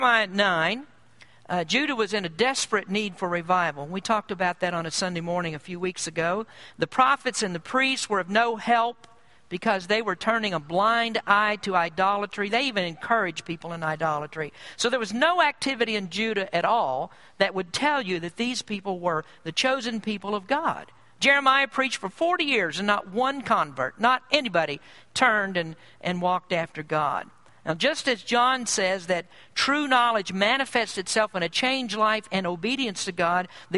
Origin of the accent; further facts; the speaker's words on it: United States; I'm proud to be an American